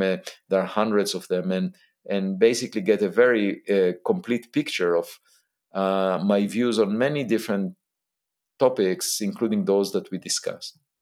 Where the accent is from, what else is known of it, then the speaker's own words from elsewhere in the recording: Israel; I was born in Israel